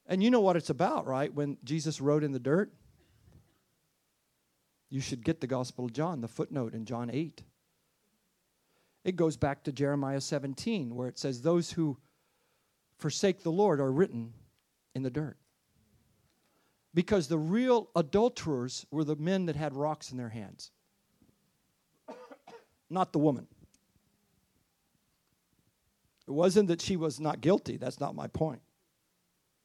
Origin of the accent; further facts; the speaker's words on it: United States; as an American.